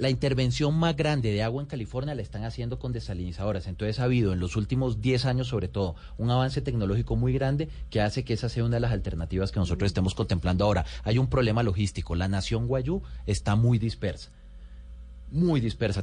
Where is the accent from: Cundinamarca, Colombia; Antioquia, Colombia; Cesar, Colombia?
Cesar, Colombia; Valledupar; born or raised there; also born or lived in Riohacha, La Guajira